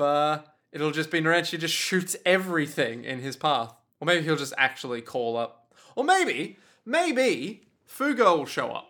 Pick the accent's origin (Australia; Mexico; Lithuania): Australia; As an Australian